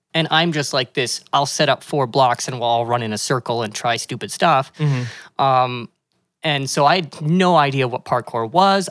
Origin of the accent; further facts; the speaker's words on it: Calgary, Alberta, Canada; moved away as an adult; now in Kelowna, Canada; I was born and raised in Calgary